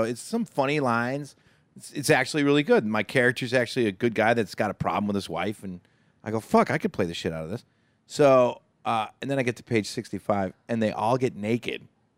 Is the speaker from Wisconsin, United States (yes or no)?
yes; Waupaca, Wisconsin, United States; We're from Wisconsin.